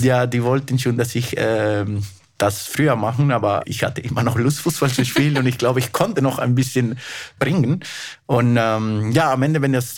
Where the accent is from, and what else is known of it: Peru; German is a second language; moved away as an adult; also born or lived in Germany; now in Munich, Germany